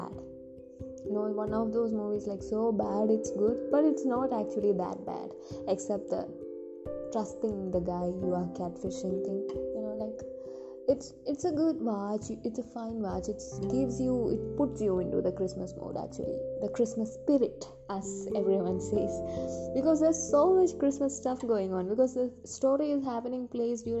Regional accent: India; I'm from India, I'm Indian

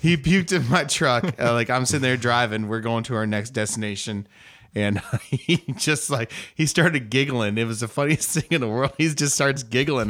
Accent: United States; I'm an American

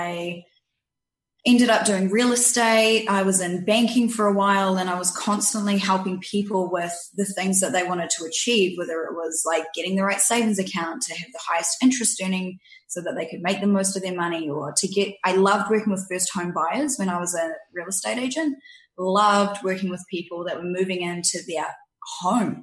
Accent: New Zealand; accent: New Zealand; also born or lived in Canada; now in Victoria, Canada; I was born here, 3 years old, moved to New Zealand, grew up there

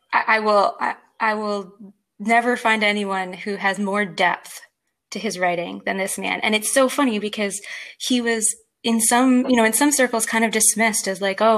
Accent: United States; I'm American.

